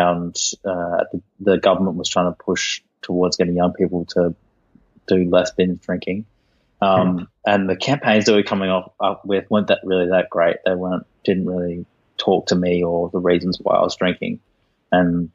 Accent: Sunshine Coast, Queensland, Australia; now in Sydney, Australia; I was raised on the Sunshine Coast in Australia

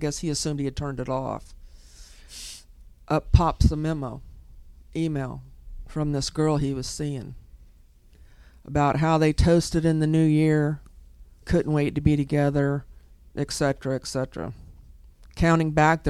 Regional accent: Kissimmee, Florida, United States; I grew up in Kissimmee

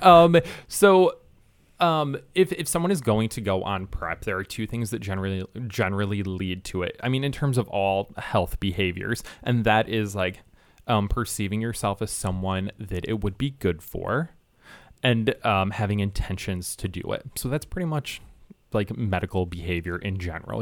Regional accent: Michigan, United States; I'm from Michigan.

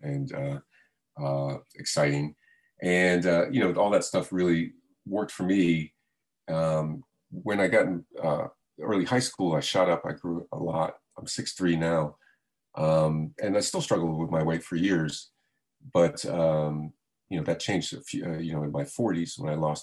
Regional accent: South Florida, United States; I grew up in South Florida

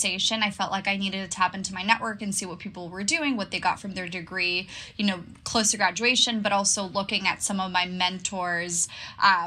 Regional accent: Barcelona, Catalonia, Spain; moved away as an adult; also born or lived in Boston / London; now in New York, United States; I'm originally from Barcelona, Spain, but I've been living away from home for a while.

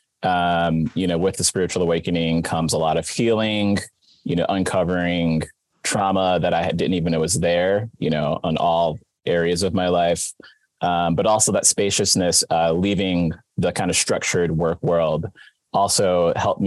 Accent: Wisconsin, United States; moved away as an adult; also born or lived in Silver Lake, Wisconsin / Milwaukee, Wisconsin / Kenosha County, Wisconsin / Boston, Massachusetts; now in California, United States; I was born and raised in Wisconsin, grew up in Milwaukee and Kenosha County.

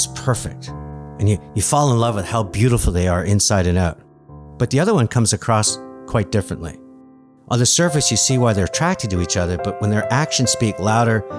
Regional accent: Montreal, Quebec, Canada; my hometown, a suburb of Montreal

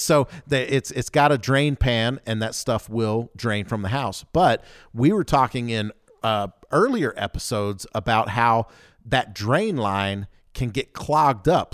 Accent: the South, United States; I grew up in the South, so I can call myself like a redneck

